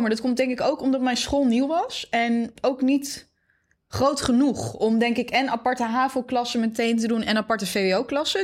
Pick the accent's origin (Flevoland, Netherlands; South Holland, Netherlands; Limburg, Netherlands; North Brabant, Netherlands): Flevoland, Netherlands; Zeewolde; ik ben opgegroeid in Zeewolde.